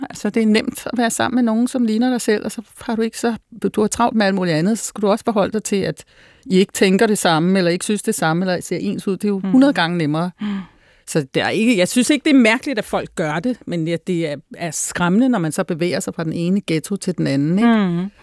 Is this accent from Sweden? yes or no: no; Denmark; born there; jeg taler godt dansk. Jeg, bare sådan, jamen, jeg er født i Danmark.